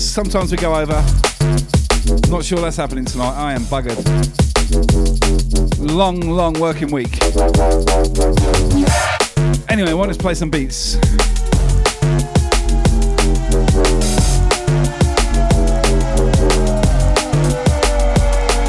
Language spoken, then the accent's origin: English; England, United Kingdom; accent: English; also born or lived in Australia; now in Brisbane, Australia; one does have an English accent. I'm an Australian, mate. I'm in Brisbane.